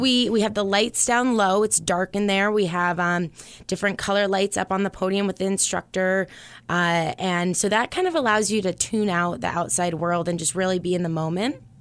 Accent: Concord, New Hampshire, United States; also born or lived in Boston; I'm from Concord. I grew up here

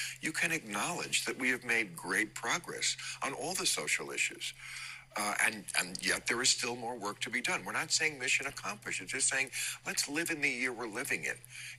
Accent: New Jersey, United States; when I was a kid, I grew up in New Jersey, which is not a southern state. And it was a completely white town.

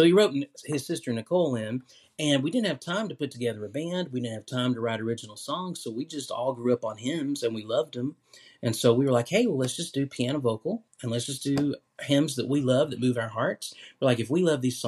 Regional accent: Knoxville, Tennessee, United States; also born or lived in Nashville, Tennessee; I'm from Knoxville, Tennessee. Mm-hmm. Born and raised there

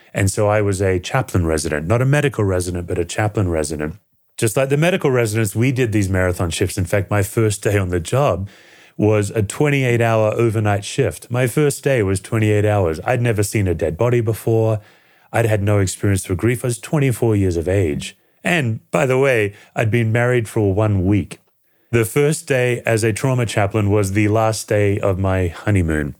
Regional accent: Perth, Western Australia, Australia; now in United States; I was born in Western Australia in a city called Perth, the most isolated city in the world, and I grew up and was raised in a secular family

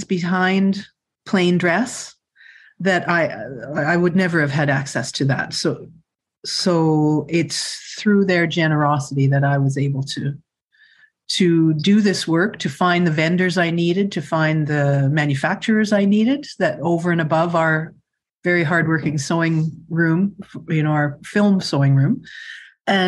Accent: Winnipeg, Manitoba, Canada; I grew up in Winnipeg

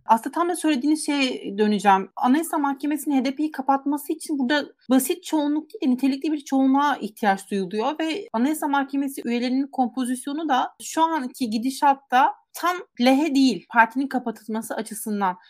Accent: Giresun, Turkey; ben Giresunluyum aslında

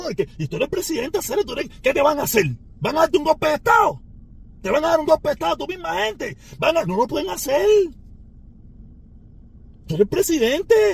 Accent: Havana, Cuba; De La Habana y de Vedado, no soy maternidad de línea, olvídate de eso. No es mi culpa. Soy habanero. Nací en La Habana.

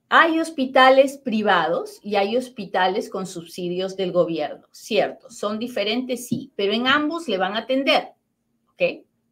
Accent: Peru; now in United States; mi familia en Perú

